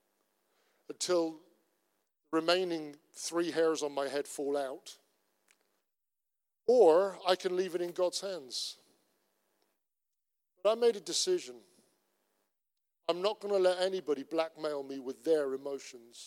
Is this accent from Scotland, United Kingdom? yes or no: no; Cornwall, South West England, United Kingdom; I'm Cornish. I am Celtic.